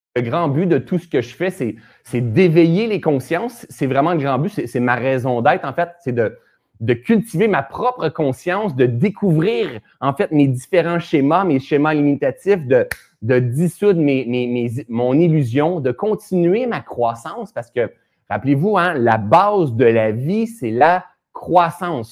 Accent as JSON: {"language": "French", "town": "Sherbrooke", "region": "Quebec", "country": "Canada", "tie": "born or raised there", "moved": "yes", "lives_now": "Laurentides, Canada", "said": "Sherbrooke, c'est ma ville natale en plus"}